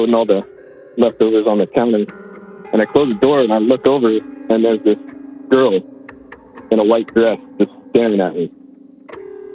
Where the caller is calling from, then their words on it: Battle Ground, Washington, United States; I'm calling from Battleground, Washington, just north of Vancouver, Washington